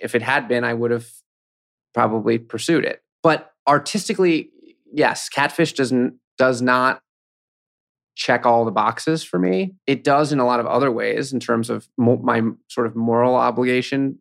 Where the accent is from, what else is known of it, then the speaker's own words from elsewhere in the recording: New York City, New York, United States; also born or lived in Williamsburg, Brooklyn; I grew up in Manhattan, so, I mean, I'm a, I'm a local.